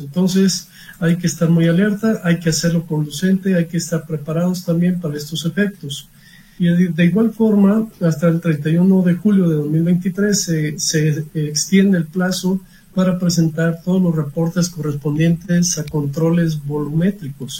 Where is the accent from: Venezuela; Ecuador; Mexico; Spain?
Mexico; como buenos mexicanos